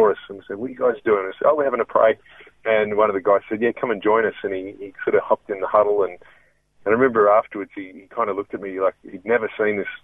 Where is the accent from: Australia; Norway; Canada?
Australia; Melbourne, Victoria; I was born and raised in Melbourne, and I grew up in Ringwood out in there